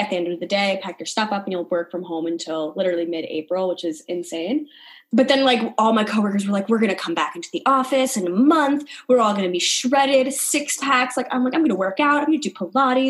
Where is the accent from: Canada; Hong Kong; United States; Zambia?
United States; New York; I'm from New York